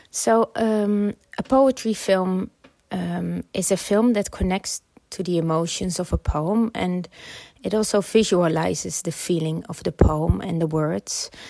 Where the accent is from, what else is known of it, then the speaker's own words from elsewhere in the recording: Netherlands; now in London, United Kingdom; so uh, I immigrated from the Netherlands to uh, the UK, so I lived in London.